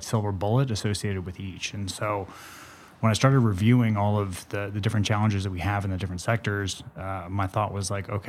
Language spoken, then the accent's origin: English; Santa Monica, California, United States; born or raised there